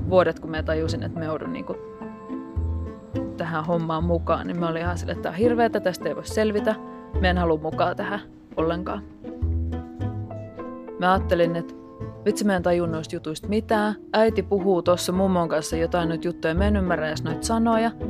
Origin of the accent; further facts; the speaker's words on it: Lappeenranta, South Karelia, Finland; now in Helsinki, Finland; Mä oon alun perin Lappeenrannasta, mutta mä oon asunut aika ison osan tästä aikuiselämästä täällä Helsingissä.